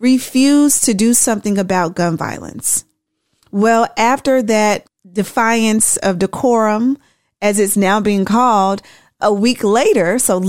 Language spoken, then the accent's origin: English; Tennessee, United States; I'm from Tennessee